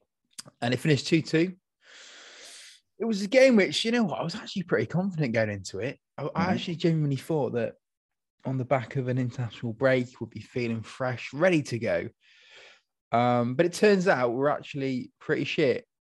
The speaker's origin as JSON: {"language": "English", "country": "United Kingdom", "said": "We're so British."}